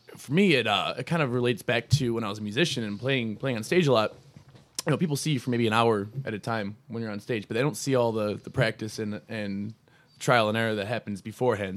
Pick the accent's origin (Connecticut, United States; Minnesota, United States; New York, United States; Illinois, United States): New York, United States; Buffalo; moved away as an adult; now in Rochester, United States; I'm, I'm originally from Buffalo. I moved out here with, uh, with John Carroll, uh, back in June of two thousand thirteen